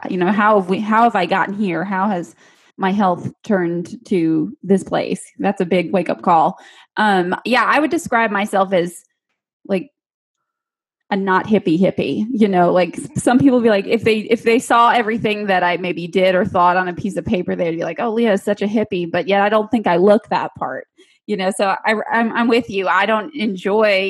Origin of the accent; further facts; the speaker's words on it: Michigan, United States; I was actually born and raised in Michigan